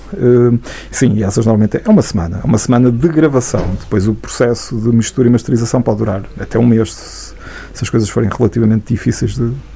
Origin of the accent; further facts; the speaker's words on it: Santa Marta de Penaguião, Norte, Portugal; also born or lived in Vila Real; eu nasci em Santa Marta, estudei oito anos